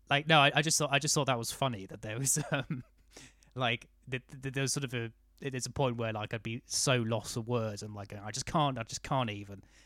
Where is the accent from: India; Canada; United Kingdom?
United Kingdom; I was raised in the South.